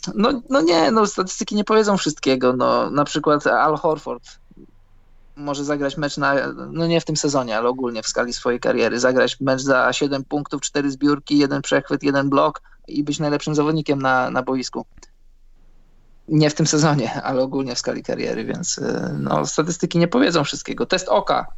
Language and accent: Polish; Poland; moved away as an adult; now in Scandinavia; wyjechałem z Polski